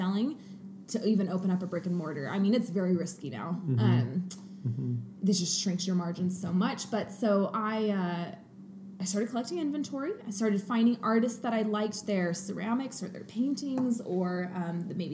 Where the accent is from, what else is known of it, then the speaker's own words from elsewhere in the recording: Coeur d'Alene, Idaho, United States; moved away; also born or lived in Portland; I grew up in Coeur d'Alene, but living in Portland for a few years.